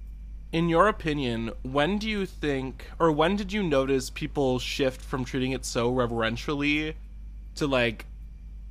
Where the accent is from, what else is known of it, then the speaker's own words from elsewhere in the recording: Wisconsin, United States; I'm from Wisconsin